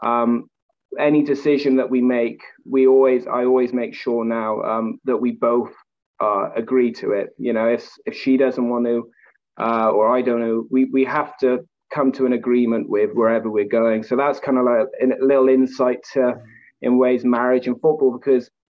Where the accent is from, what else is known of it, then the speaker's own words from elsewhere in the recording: Wales, United Kingdom; also born or lived in Wycombe, England; now in Scotland, United Kingdom; I'm originally from Wales